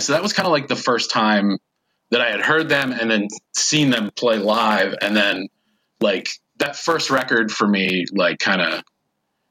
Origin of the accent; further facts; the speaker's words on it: Eastern Pennsylvania, United States; growing up in Eastern Pennsylvania